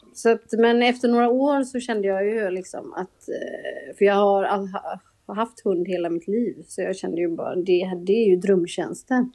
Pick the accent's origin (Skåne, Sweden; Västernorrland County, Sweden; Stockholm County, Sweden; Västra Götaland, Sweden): Västra Götaland, Sweden; Gothenburg; jag kommer ju från Göteborg, det kanske hörs